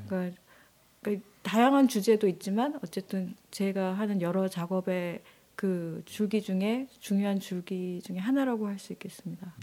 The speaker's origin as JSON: {"language": "Korean", "region": "Jeju", "country": "South Korea", "tie": "born or raised there", "also_born_or_lived": "Seoul", "moved": "as an adult", "said": "제가 어 제주에서 나고 자라서 이게 잠깐 서울에서 좀 있었다가 네. 또 다시 제주도로 오게 됐는데"}